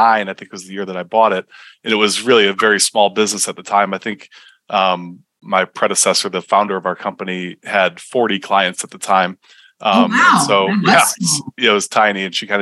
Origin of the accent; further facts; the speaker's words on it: Michigan, United States; moved away; I grew up in Michigan and my dad was an entrepreneur